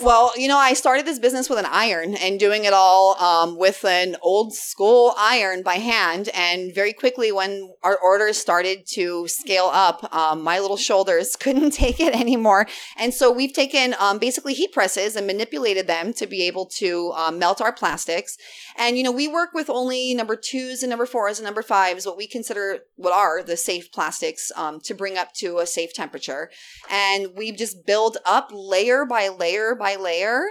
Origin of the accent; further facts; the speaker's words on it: Big Island, Hawaii, United States; I grew up on the Big Island